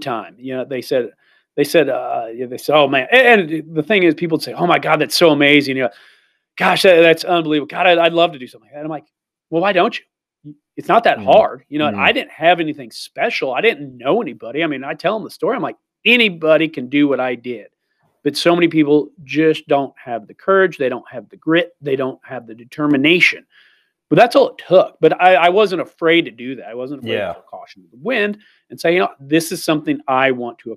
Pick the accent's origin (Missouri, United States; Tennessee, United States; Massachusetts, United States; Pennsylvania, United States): Missouri, United States; moved away as an adult; also born or lived in Idaho; I'm from Missouri